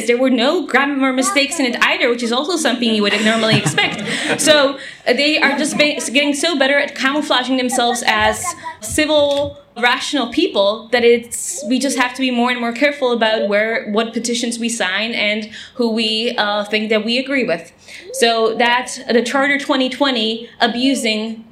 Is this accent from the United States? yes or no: no; Czechia; I'm from the Czech Republic